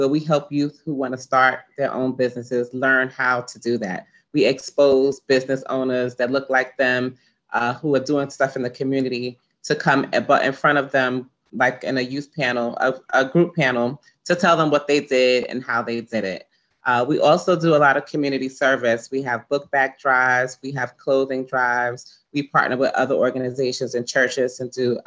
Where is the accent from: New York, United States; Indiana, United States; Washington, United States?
New York, United States; New York City; I grew up in East Flatbush